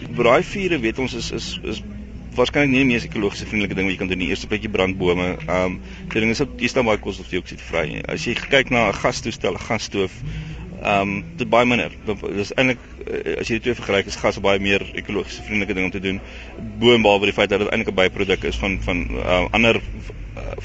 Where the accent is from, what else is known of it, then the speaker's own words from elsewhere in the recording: Stellenbosch, Western Cape, South Africa; also born or lived in Eastern Transvaal; ek's Kaapenaar, ek kom van Stellenbosch af